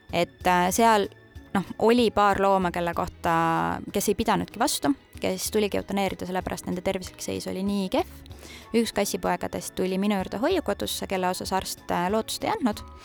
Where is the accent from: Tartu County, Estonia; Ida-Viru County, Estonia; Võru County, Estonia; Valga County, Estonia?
Tartu County, Estonia; Annikoru; mina olen pärit Tartu maakonnast, väikesest külast nimega Annikoru ja käisin Puhja gümnaasiumis oma esimese koolitee